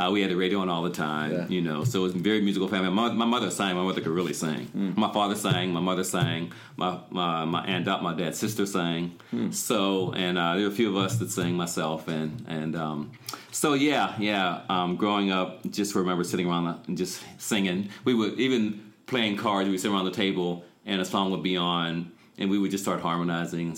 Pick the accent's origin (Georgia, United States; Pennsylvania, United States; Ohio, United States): Pennsylvania, United States; Pittsburgh; also born or lived in Monessen, Pennsylvania; I grew up here on the south side of Pittsburgh primarily.